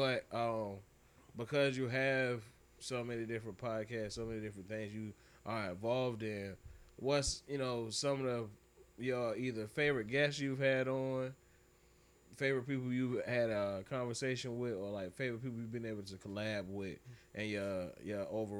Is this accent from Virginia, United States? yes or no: yes; Norfolk, Virginia, United States; I'm from Norfolk. You tell me anywhere in Norfolk, I got you.